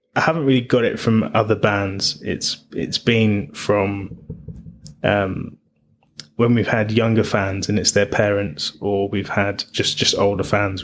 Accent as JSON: {"language": "English", "region": "London", "country": "United Kingdom", "tie": "born or raised there", "said": "I was I was born in London"}